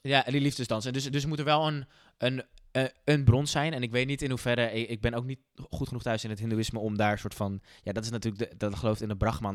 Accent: Netherlands; als Nederlanders

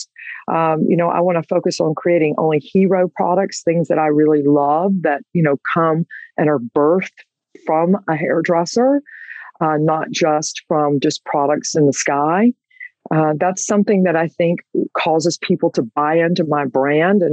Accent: Georgia, United States; I am from Georgia

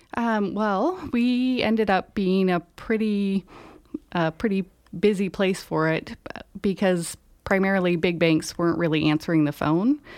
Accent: Reno, Nevada, United States; moved away as an adult; also born or lived in Idaho; now in Grass Valley, United States; I was born in Idaho, and, um, in elementary school, we moved to Northern Nevada, and then, um, spent the majority of my young adult life in the Reno area

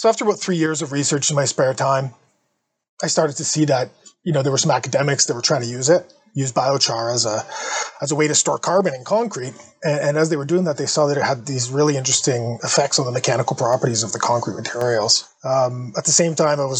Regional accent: Sudbury, Ontario, Canada; Northern Ontario, where I'm from. Sudbury is my hometown

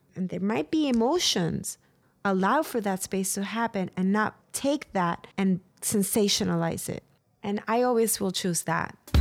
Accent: San Juan, Puerto Rico; moved away; I was born and raised in San Juan, Puerto Rico

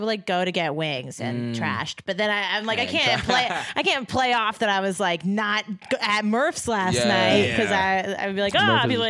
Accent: Connecticut, United States; moved away as an adult; also born or lived in Pennsylvania; I'm from Connecticut

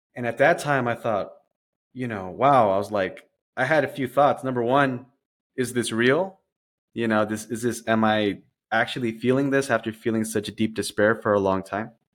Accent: Dallas, Texas, United States; moved away as an adult; now in San Diego, United States; I was born in Dallas, Texas. Um, I'm a transplant to the downtown San Diego area. So I've been here for about, uh, about five years now.

